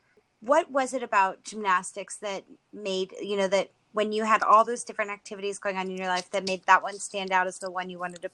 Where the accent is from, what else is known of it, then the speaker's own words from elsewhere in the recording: Los Angeles, California, United States; I grew up in Los Angeles, and so I grew up doing gymnastics in a big city as well.